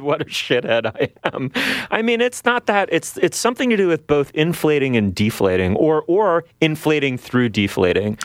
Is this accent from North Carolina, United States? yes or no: no; New York City, New York, United States; now in Toronto, Canada; I grew up in New York City